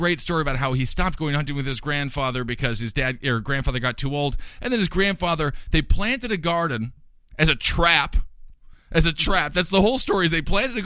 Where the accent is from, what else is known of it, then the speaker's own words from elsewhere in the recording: Wisconsin, United States; I'm from Wisconsin.